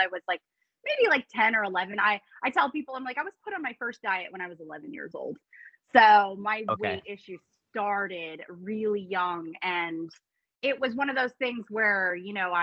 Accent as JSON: {"language": "English", "town": "Tampa", "region": "Florida", "country": "United States", "tie": "born or raised there", "said": "I am born and raised in the Tampa Bay area in Florida"}